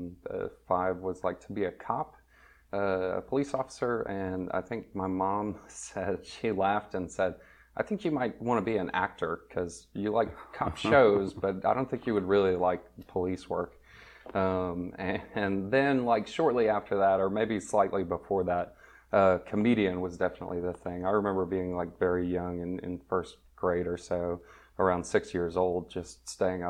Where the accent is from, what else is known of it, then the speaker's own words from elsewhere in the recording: Lafayette, Louisiana, United States; also born or lived in New Orleans / Texas; I grew up in Lafayette, Louisiana